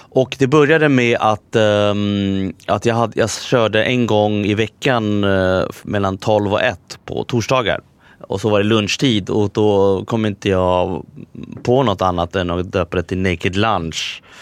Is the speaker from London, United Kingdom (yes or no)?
yes; London, United Kingdom; also born or lived in Santiago, Chile; Eh, och sen så jag, flyttade, jag, flyttade vi till London. Så gick jag i skola där, var uppväxt där ett tag.